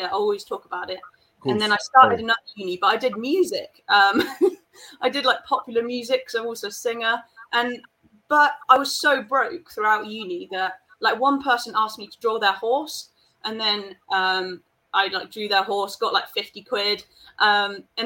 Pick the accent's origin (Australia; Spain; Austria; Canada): Spain; we grew up in Spain